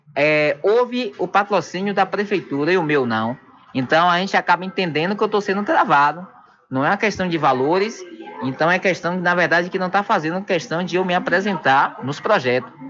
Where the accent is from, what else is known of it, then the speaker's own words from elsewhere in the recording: São Félix, Bahia, Brazil; eu me sinto travado na cidade onde eu nasci